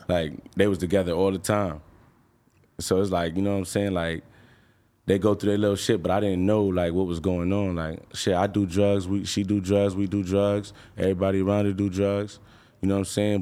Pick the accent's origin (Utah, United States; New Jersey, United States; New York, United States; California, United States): New York, United States; I'm from New York